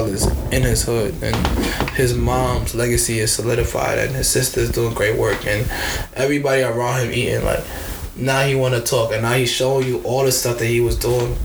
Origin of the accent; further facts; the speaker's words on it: New York City, New York, United States; I'm from the harbor, bro. I'm from Arlington, bro. I only know that region.